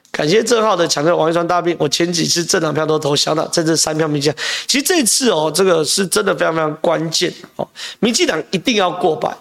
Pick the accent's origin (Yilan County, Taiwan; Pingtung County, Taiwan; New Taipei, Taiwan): New Taipei, Taiwan; Zhonghe; 我在中和长大啊